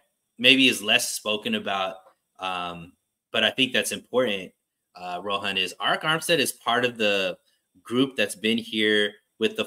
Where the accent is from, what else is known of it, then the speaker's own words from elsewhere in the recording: Bakersfield, California, United States; Bakersfield, my hometown